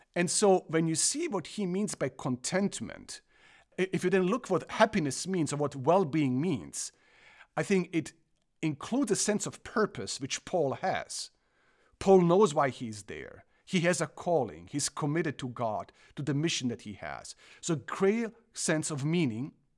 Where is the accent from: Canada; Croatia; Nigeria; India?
Croatia; English is a second language; moved away as an adult; also born or lived in Germany / South Africa / Illinois, United States; now in Michigan, United States; I, I am originally from Croatia, grew up in Germany the first part of my life, moved back to former Yugoslavia, which then became Croatia.